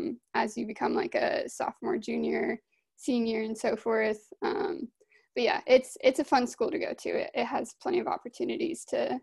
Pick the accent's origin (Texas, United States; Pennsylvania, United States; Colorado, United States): Colorado, United States; Monument; moved away as an adult; also born or lived in Arizona; Originally, I'm from Colorado.